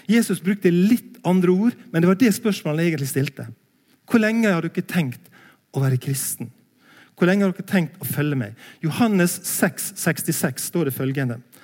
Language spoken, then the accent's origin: Norwegian; Langevåg, Møre og Romsdal, Norway; moved away; also born or lived in Bildøy; jeg er fra Sunnmøre, en plass heter Langevåg